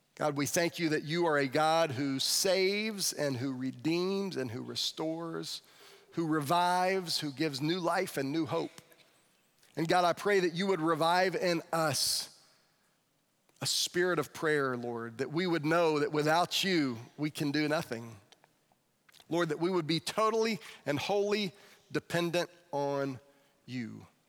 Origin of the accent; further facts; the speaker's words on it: Florida, United States; the kid from Florida